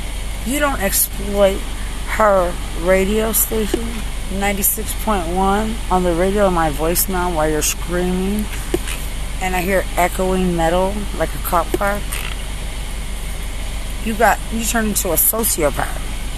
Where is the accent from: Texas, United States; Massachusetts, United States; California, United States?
Texas, United States; Lubbock; I'm from Lubbock. I'm not perfect, but I was never yours to exploit as a homicide.